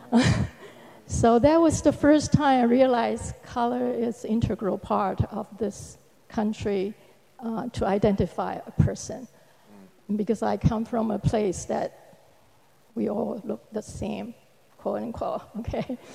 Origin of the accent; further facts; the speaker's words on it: Taiwan; moved away as an adult; I came to this country from Taiwan, Republic of China, uh, 40 years ago. Um, and half of that time I have been a disciple.